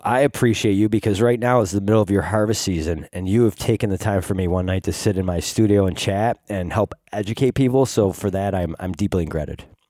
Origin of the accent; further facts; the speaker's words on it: Rochester, New York, United States; we're both from Rochester and work in Rochester